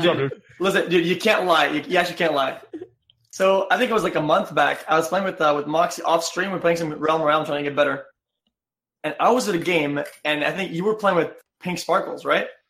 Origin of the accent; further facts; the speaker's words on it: Quebec, Canada; I come from French Canada